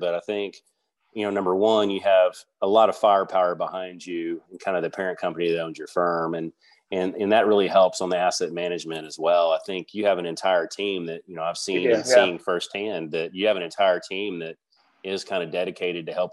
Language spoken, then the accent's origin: English; Dallas, Texas, United States; my hometown of Dallas